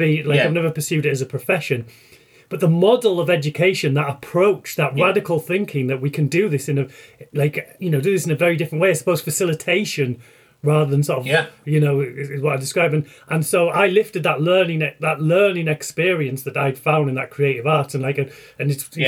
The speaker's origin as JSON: {"language": "English", "region": "North East England", "country": "United Kingdom", "tie": "born or raised there", "also_born_or_lived": "Leeds", "moved": "yes", "lives_now": "rural Yorkshire, United Kingdom", "said": "the northeast of England where I grew."}